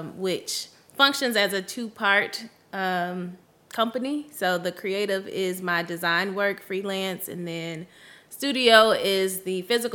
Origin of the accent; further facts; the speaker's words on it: Chicago, Illinois, United States; I'm also from Chicago. So I was born and raised on the South